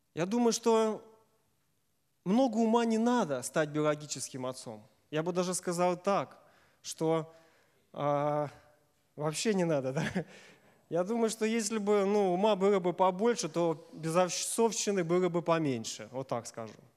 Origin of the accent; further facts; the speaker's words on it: Safonovo, Smolensk Oblast, Russia; я из Сафонова